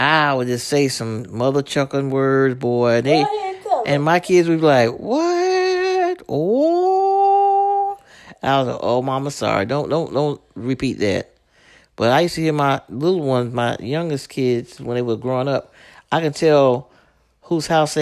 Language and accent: English; New York City, New York, United States; me growing up in Brooklyn